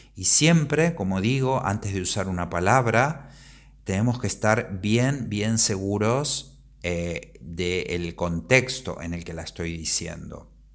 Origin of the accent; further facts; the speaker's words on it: Argentina; moved away as an adult; now in Spain; Soy argentino, pero vivo en España desde hace varios años